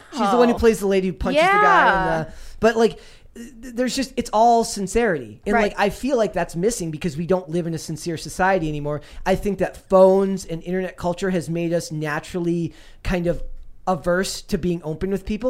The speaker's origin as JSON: {"language": "English", "region": "Minnesota", "country": "United States", "tie": "born or raised there", "said": "Being a Minnesotan, you grow up with …."}